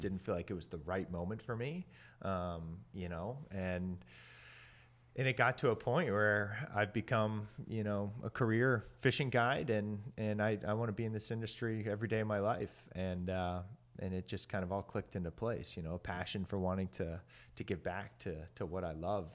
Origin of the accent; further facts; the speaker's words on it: Maryland, United States; I grew up in Maryland in the Chesapeake Bay